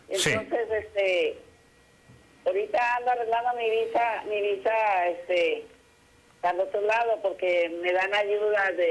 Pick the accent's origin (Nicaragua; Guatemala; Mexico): Mexico; Nayarit; now in Tijuana, Mexico; yo soy de Nayarit